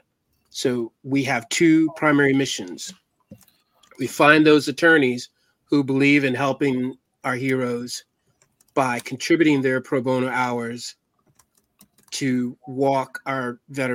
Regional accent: Virginia, United States; I'm from Virginia

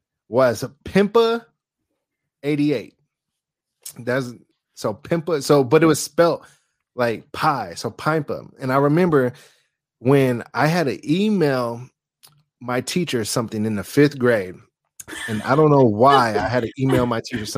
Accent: Fairfield, United States; I grew up in Fairfield

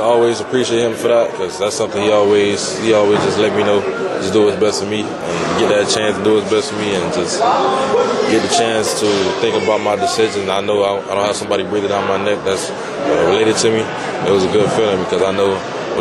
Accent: Miami, Florida, United States; being born and raised in Miami

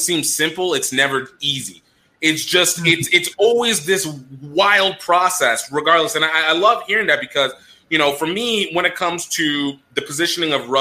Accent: Nigeria; as a Nigerian

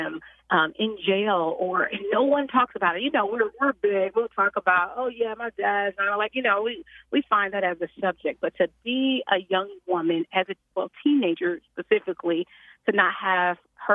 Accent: Chicago, Illinois, United States; born and raised in Chicago.

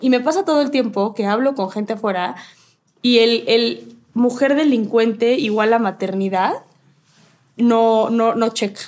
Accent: Mexico; como mexicanos

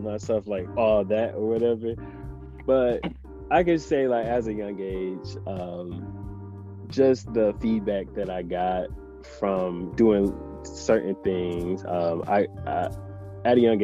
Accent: Detroit, Michigan, United States; moved away as an adult; also born or lived in New York; I'm from Detroit

